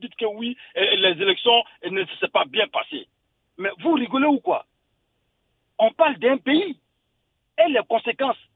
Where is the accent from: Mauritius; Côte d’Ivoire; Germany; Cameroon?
Côte d’Ivoire; now in Paris, France; je suis un Ivoirien vivant à Paris.